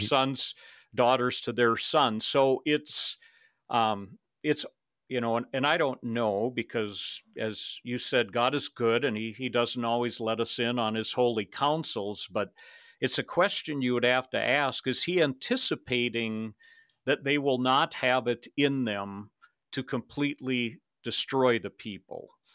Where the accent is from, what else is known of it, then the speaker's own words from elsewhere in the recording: Minnesota, United States; moved away as an adult; also born or lived in Canada / Saint Cloud, Minnesota; I grew up in Minnesota